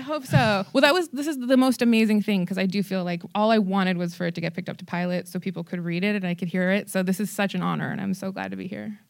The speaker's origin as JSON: {"language": "English", "town": "Tucson", "region": "Arizona", "country": "United States", "tie": "born or raised there", "also_born_or_lived": "Phoenix", "said": "I was born in Phoenix, raised in Tucson"}